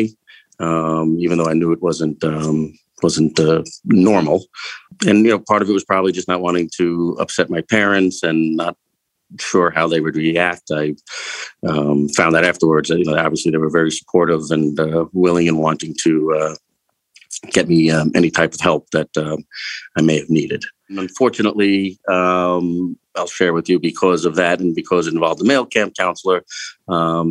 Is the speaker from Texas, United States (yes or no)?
no; Eastern Long Island, New York, United States; I grew up on Eastern Long Island.